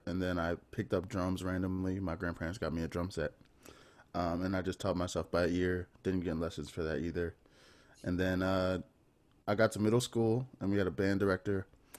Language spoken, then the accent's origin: English; New Orleans, Louisiana, United States; I grew up on the West Bank, Algiers.